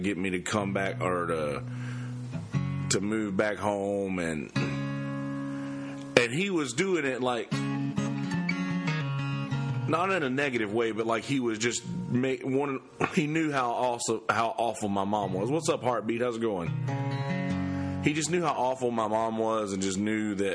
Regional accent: Bennettsville, South Carolina, United States; there was this new Christian school that had opened up in Bennettsville, in my hometown.

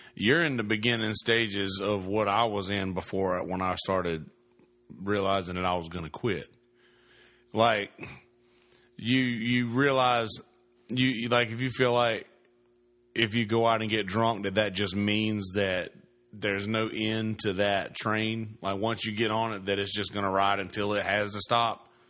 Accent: the South, United States; moved away; I'm from the South

